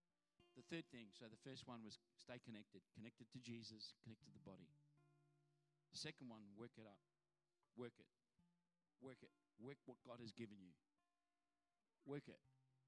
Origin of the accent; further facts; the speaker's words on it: Adelaide, South Australia, Australia; now in Sydney, Australia; Because I come from Adelaide that there's, you know, a million stop signs, but, you know, three people in the whole town.